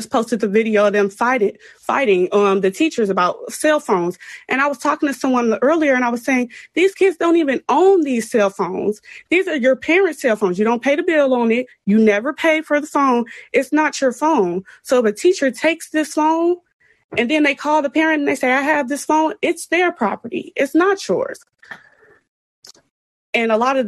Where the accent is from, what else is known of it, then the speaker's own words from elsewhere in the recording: Chicago, Illinois, United States; I'm from CPS and it's very underfunded